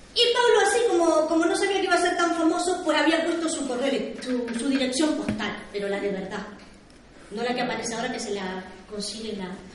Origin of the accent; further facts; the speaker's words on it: Uruguay; yo soy uruguaya